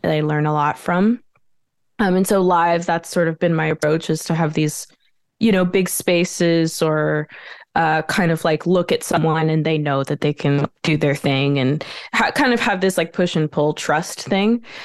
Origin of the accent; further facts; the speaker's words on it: Montreal, Quebec, Canada; moved away as an adult; now in Brooklyn, New York, United States; I was born in Montreal